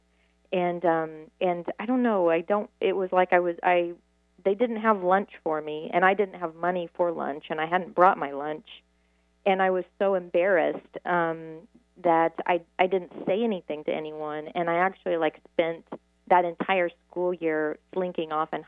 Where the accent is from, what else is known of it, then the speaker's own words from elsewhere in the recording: Midwest, United States; I'm from the Midwest